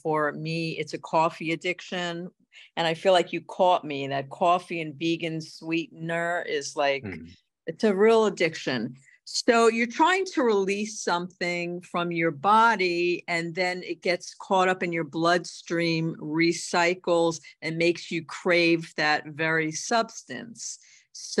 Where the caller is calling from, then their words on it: Boca Raton, Florida, United States; Hello, I'm calling in from Boca Raton, Florida. It's so gorgeous out here.